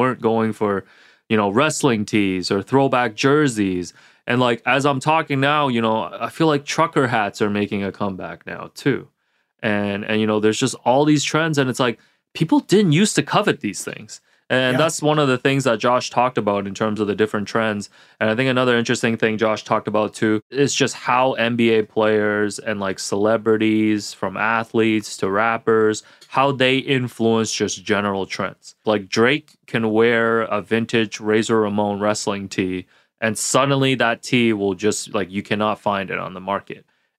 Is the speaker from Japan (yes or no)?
no; Hong Kong; because I'm originally from Hong Kong, a Hong Kong national team hockey jersey with the emblem at the front